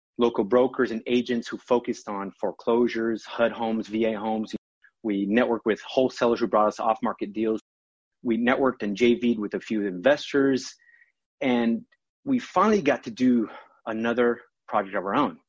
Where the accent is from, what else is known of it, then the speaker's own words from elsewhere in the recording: São Paulo, Brazil; also born or lived in Virginia Beach, Virginia; now in United States; I was born in Sao Paulo, Brazil